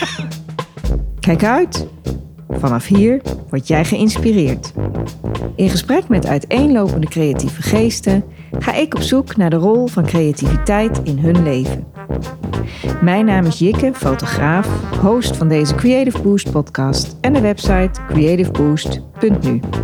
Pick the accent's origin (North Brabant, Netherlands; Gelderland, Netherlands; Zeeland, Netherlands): Gelderland, Netherlands; Dieren; In Dieren, mijn geboortedorp